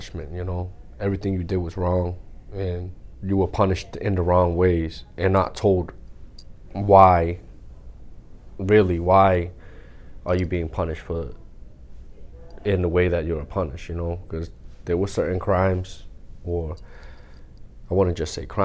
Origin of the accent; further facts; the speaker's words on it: Lynn, Massachusetts, United States; growing up in Lynn, there's a bunch of schools in Lynn